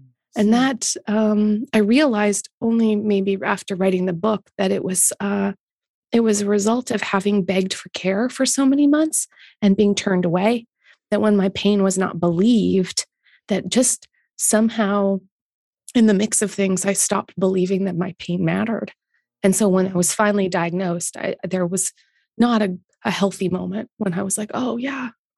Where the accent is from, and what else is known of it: Canada